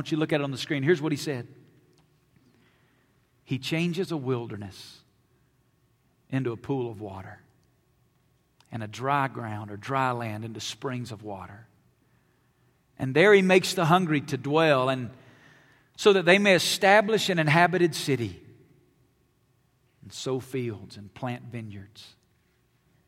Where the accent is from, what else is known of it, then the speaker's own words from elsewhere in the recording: Alabama, United States; moved away as an adult; now in Las Vegas, United States; I grew up in Alabama